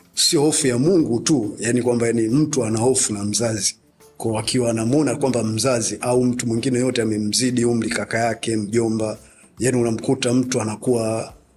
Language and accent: Swahili; Dar es Salaam, Tanzania; Mi nimezaliwa Upanga, kwa hiyo unakuta mitaa yote ya Upanga tulikuwa tunazunguka tuna baiskeli